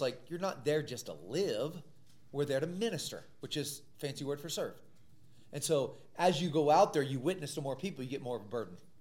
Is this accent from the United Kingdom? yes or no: no; Missouri, United States; I grew up in the Midwest in Missouri